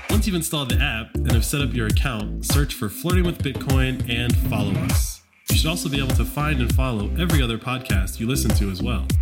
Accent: United States; as an American, like that is my nation

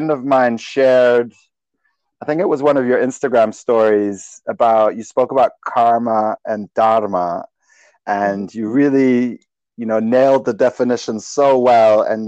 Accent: Germany; now in New Zealand; I grew up in Germany

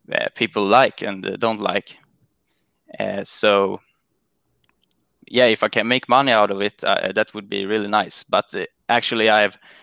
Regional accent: Sweden; I'm from Sweden

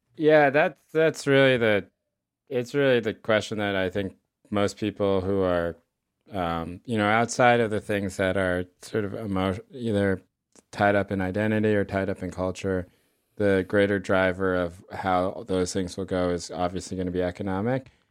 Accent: North Carolina, United States; we grew up in North Carolina

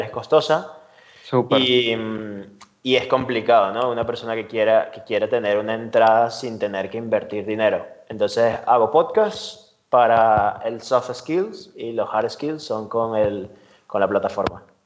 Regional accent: Venezuela; moved away as an adult; now in Spain; soy venezolano, ahora llevo tres años aquí en España

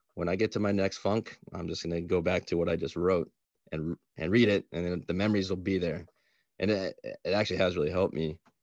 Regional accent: Atlanta, Georgia, United States; I'm from Atlanta. I was born in Atlanta

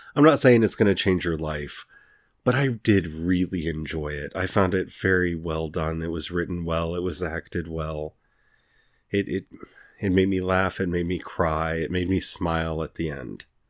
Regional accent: Missouri, United States; I'm from Missouri.

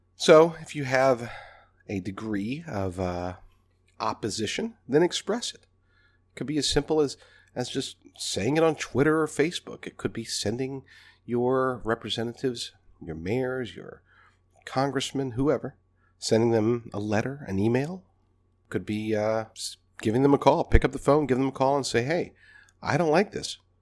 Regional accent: United States; American people, American patriots

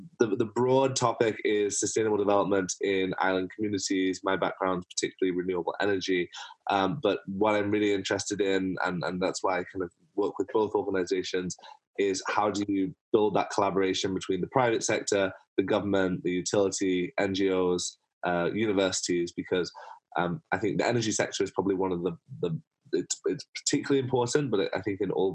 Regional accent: near Manchester, North West England, United Kingdom; I'm from near Manchester

